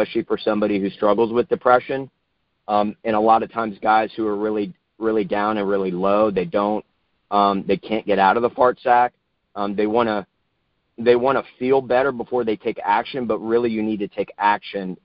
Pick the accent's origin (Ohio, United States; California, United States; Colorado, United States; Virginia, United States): Virginia, United States; Northern; moved away as an adult; now in Charlotte, United States; I grew up in Northern Virginia.